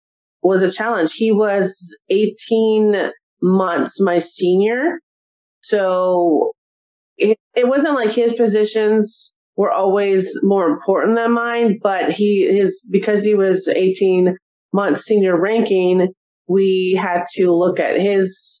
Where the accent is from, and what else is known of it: Simi Valley, California, United States; born or raised there; moved away as an adult; also born or lived in Arizona